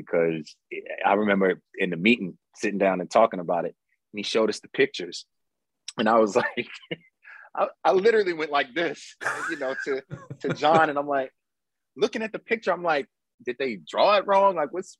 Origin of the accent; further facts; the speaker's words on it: New York, United States; and I lived in the Heights at one point, you know, growing up in New York. So I was like, coming up in New York.